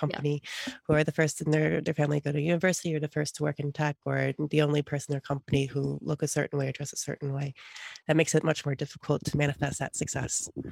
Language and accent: English; United States